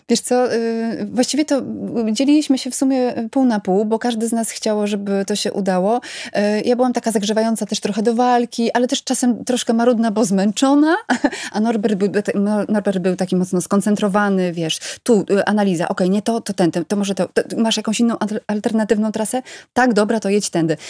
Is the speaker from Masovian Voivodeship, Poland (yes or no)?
no; Bydgoszcz, Kuyavian-Pomeranian Voivodeship, Poland; ja pochodzę z Bydgoszczy